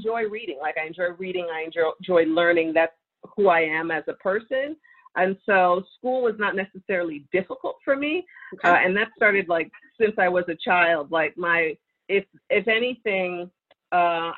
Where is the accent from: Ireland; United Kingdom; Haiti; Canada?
Canada; Toronto, Ontario; moved away as an adult; also born or lived in New York; now in Los Angeles, United States; I was born and raised in Toronto, so Canadian girl